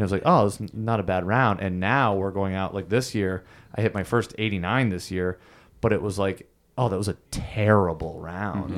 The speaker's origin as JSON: {"language": "English", "area": "Thousand Islands", "region": "New York", "country": "United States", "tie": "born or raised there", "said": "I grew up in the Thousand Islands"}